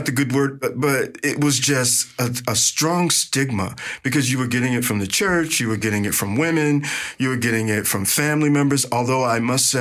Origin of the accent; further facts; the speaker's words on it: Atlantic City, New Jersey, United States; I grew up with both my parents in Atlantic City